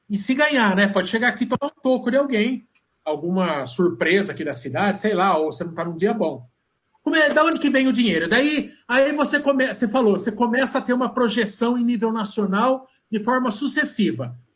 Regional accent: Sorocaba, São Paulo, Brazil; vai ter uma prova em Sorocaba, aqui na minha terra, que vai pagar dois contos.

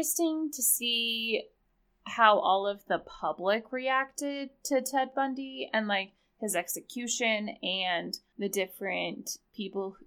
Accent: Utah, United States; growing up in Utah

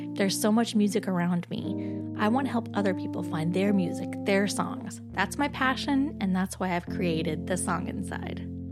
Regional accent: Boise, Idaho, United States; moved away as an adult; also born or lived in Twin Falls; now in New York City, United States; I was born in Twin Falls and raised in Boise

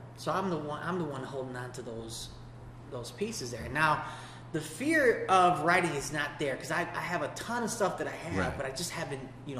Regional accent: Chicago, Illinois, United States; now in Indiana, United States; I'm from Chicago.

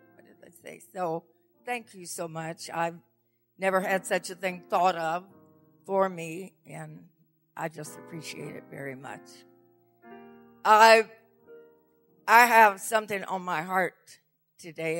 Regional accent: the South, United States; moved away; And I'm from the South originally, so I speak slow.

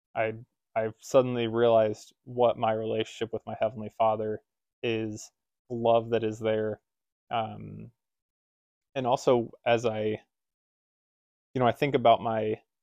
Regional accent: Illinois, United States; moved away; growing up in Illinois

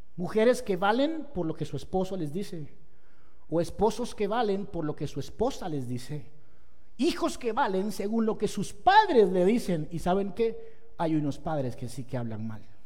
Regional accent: Pereira, Risaralda, Colombia; Yo soy de Pereira, mucha honra

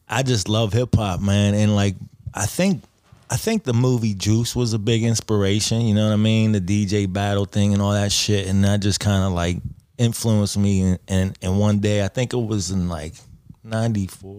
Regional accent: Bellevue, Pennsylvania, United States; also born or lived in Oakland, Pittsburgh; I grew up in Bellevue

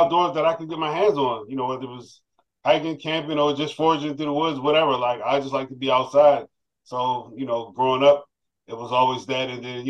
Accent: Glen Burnie, Maryland, United States; also born or lived in Pasadena, Maryland / Baltimore, Maryland; I actually grew up in the Glen Burnie area.

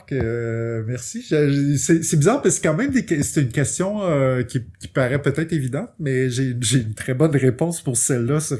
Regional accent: United States; French is a second language; fait que j'ai fait hey, je suis américaine, je vais faire de la BD pour je vais je faire traduire mes choses puis je vais les pitcher.

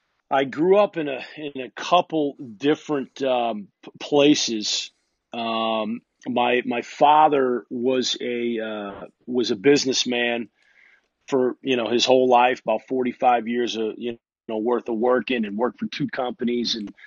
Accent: Massachusetts, United States; born there; also born or lived in Kansas City / Connecticut / Illinois; I was born in Massachusetts, actually, and I live there now, which is kind of ironic, but was born in Massachusetts and moved, I think, when I was probably two and a half years old.

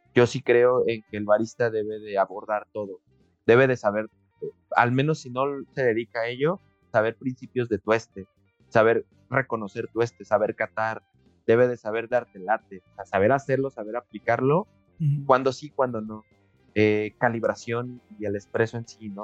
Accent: Mexico; para nosotros como, como, mexicanos

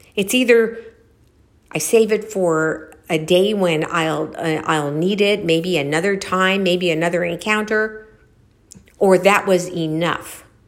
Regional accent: Los Angeles, California, United States; I was born

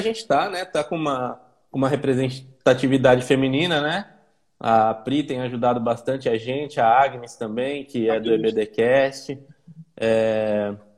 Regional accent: Campinas, São Paulo, Brazil; quem é de Campinas, sou eu

